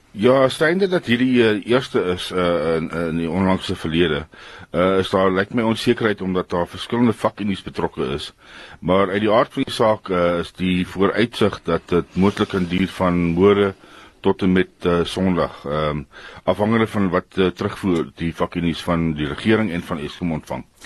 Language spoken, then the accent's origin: Afrikaans; South Africa; ons as Afrikaners